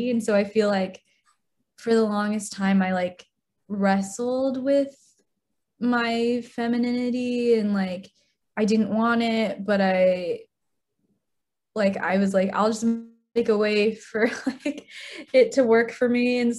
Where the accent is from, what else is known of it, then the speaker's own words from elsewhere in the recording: China; born there; so I was born in China in the 90s. And in that point in time, there was a one child policy.